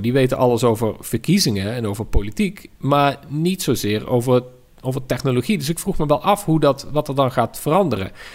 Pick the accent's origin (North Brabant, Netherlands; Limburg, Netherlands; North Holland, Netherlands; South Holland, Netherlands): North Brabant, Netherlands; Tilburg; Tilburg, waar ik vandaan kom